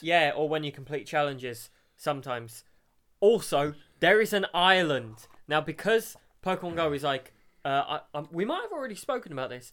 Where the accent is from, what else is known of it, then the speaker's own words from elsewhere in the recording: Brighton, South East England, United Kingdom; I'm from Brighton, gay capital of Europe.